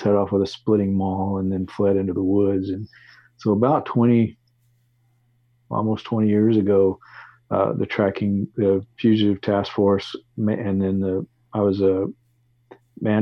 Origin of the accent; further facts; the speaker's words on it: Texas, United States; moved away as an adult; also born or lived in Alaska; I grew up in Texas, and I remember going to a state fair in Dallas